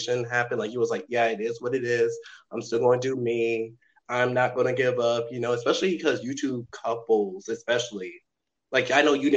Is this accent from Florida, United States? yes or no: no; Kenner, Louisiana, United States; moved away as an adult; now in Hammond, United States; I'm originally from Kenner